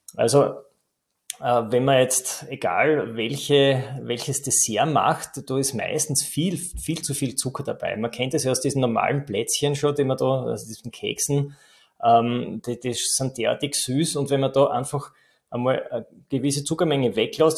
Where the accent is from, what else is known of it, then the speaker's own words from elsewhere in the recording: Styria, Austria; bei uns in der Steiermark